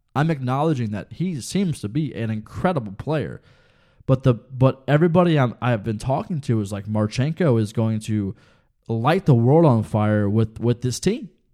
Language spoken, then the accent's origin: English; Ohio, United States; We're both from Ohio.